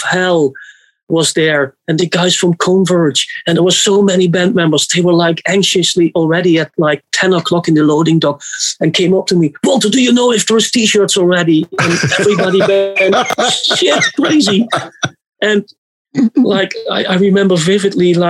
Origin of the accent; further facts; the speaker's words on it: Netherlands; I'm from the Netherlands